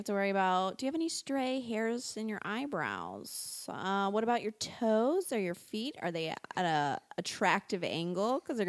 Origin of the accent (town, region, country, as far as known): Louisiana, United States